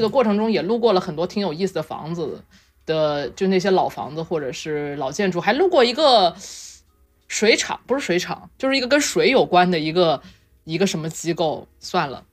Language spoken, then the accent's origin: Chinese; Tianjin, China; 作为一个天津人